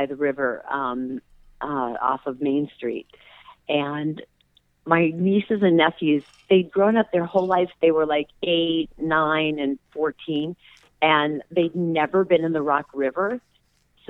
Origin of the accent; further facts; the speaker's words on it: Rockford, Illinois, United States; moved away; I don't disown Rockford or have anything negative to say about it. It will always be my hometown